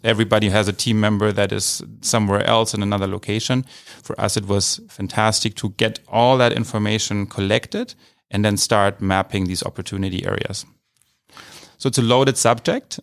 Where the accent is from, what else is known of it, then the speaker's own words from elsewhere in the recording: Idar-Oberstein, Rhineland-Palatinate, Germany; moved away as an adult; also born or lived in Mainz, Germany / California, United States; now in San Francisco, United States; Originally from Germany and, um, from a, uh, the state, uh, of Rheinland-Pfalz. Um, I'm from a town called Ida Oberstein, small city